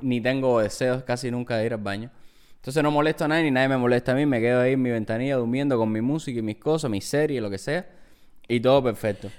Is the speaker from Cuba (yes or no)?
yes; Cuba; now in New York, United States; nosotros venimos de Cuba, en Cuba no hay McDonald's